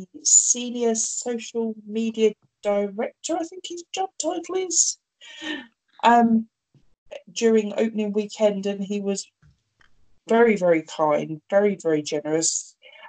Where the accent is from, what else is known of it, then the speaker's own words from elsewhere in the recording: London, United Kingdom; moved away; I'm from London originally.